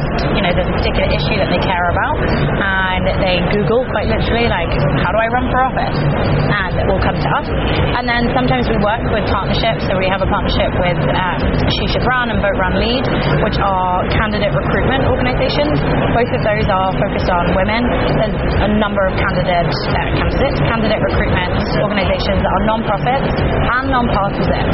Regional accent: London, United Kingdom; moved away as an adult; also born or lived in Kerry, Ireland / Los Angeles, United States; now in Boston, United States; I am originally from Kerry. I grew up in London, and I moved to Boston 11 years ago now

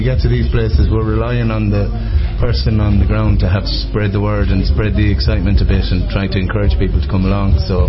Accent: Tuam, Connacht, Ireland; I'm from Tuam myself

